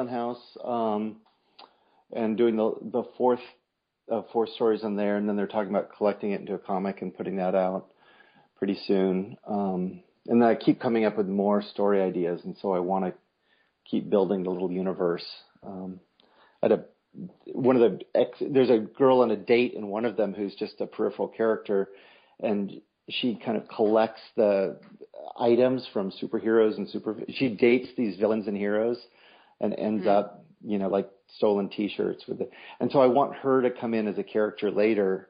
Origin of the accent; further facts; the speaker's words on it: Berkeley, California, United States; I grew up in Berkeley.